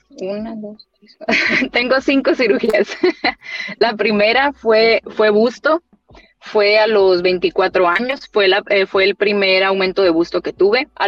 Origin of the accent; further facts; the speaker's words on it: Mexico; Y yo sufrí mucho de dolores de espalda después de, después del parto y como toda mexicana, ah, es la raquia, ah, es la epidural.